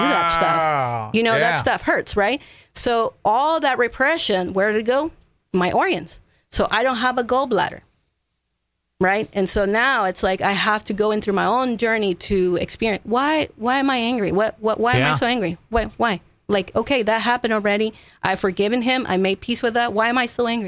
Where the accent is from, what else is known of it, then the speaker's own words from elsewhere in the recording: Ecuador; English is a second language; also born or lived in Florida / Fredericksburg, Texas; now in Kerrville, United States; I'm not from here. I was born and raised in Ecuador